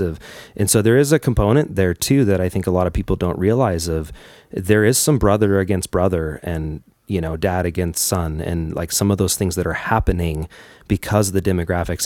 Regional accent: United States; being an American

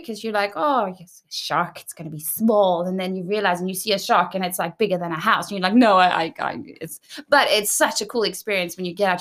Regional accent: South Africa; first language English; moved away as an adult; also born or lived in Johannesburg, South Africa / Cape Town, South Africa / United Kingdom; now in Sweden; growing up in South Africa, that for us is every day.

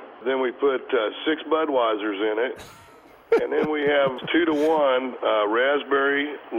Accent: Excelsior Springs, Missouri, United States; Actually, I was born and raised in Excelsior Springs, Missouri, which is 60 miles south.

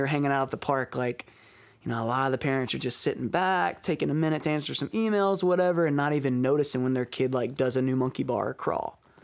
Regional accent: Alabama, United States; now in Baltimore, United States; back in my hometown

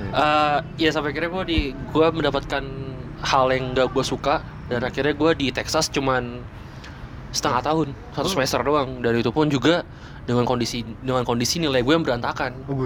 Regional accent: Tangerang, Banten, Indonesia; Enggak kan beda kalau misalnya gue kan dari Tangerang, coy.

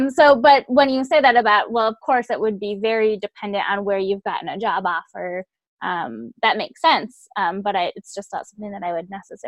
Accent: Midwest, United States; We're headed to Wisconsin for a wedding, but we're both from the Midwest.

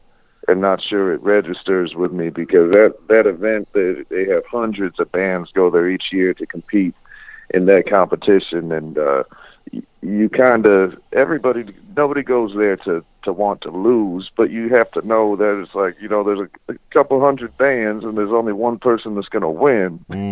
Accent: Florida, United States; I didn't inherit the fancy accent. I was born in Florida.

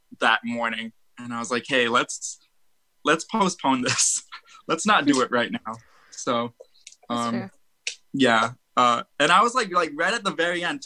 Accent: Arizona, United States; we're from Arizona.

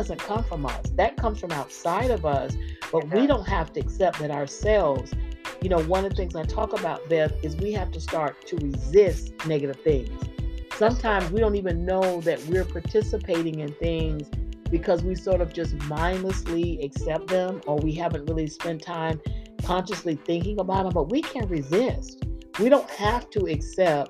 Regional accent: Florida, United States; I grew up in Florida

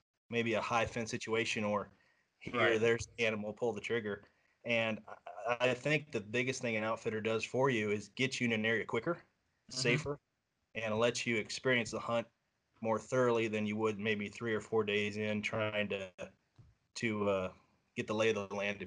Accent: Southeast Iowa, United States; I grew up here in Iowa. It's my home

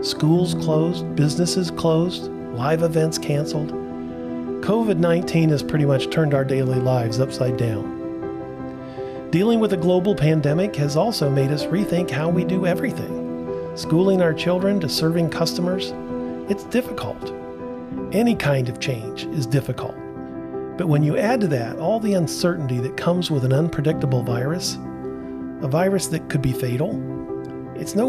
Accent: Portsmouth, Ohio, United States; I grew up in Portsmouth, Ohio, which is not far from you

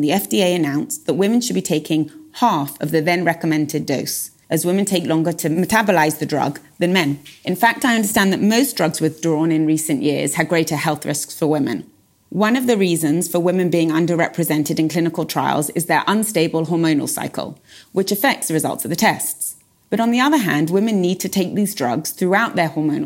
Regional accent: England, United Kingdom; moved away as an adult; now in Israel; I'm originally from England. I moved to Israel around 14 years ago

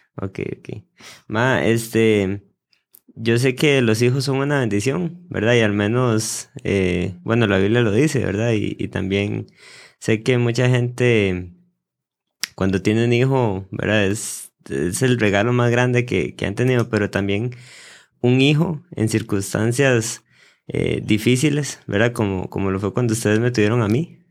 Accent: Costa Rica; en mi país

